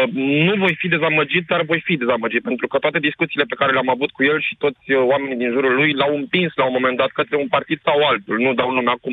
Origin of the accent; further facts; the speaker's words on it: Craiova, Dolj, Romania; eu sunt din Craiova